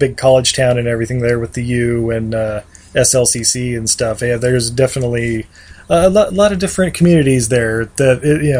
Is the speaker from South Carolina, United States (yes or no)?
no; Utah, United States; I was born and raised in Utah